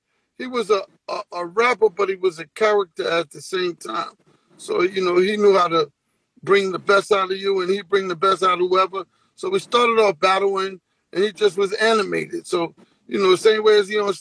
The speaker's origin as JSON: {"language": "English", "town": "New York City", "region": "New York", "country": "United States", "also_born_or_lived": "Harlem", "said": "We're from the Bronx, but, you know, we're from the Bronx in Harlem, but we're really from the Bronx"}